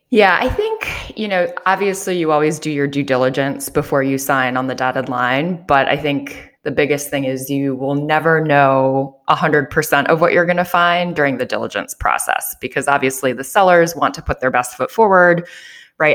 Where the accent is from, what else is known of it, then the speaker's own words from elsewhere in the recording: Joliet, Illinois, United States; moved away as an adult; also born or lived in New York / Japan; I grew up here in Joliet, Illinois, about an hour south of Chicago